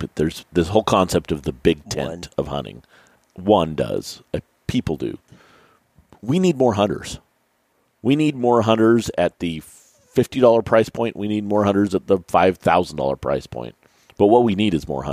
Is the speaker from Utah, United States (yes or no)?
yes; Utah, United States; I grew up in Utah shooting mule deer at 14 years old and elk at 16 years old